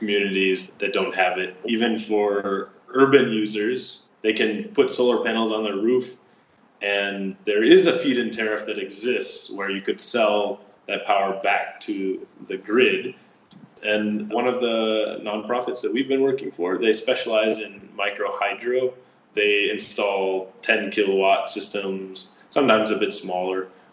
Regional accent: Chicago, Illinois, United States; moved away; also born or lived in Masdar, United Arab Emirates; I'm from Chicago.

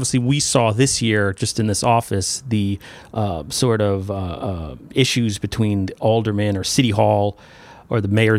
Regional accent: New York, United States; moved away as an adult; now in Derby, United States; I come from New York, where everybody was 4 years, and it was different for me to come here as a reporter

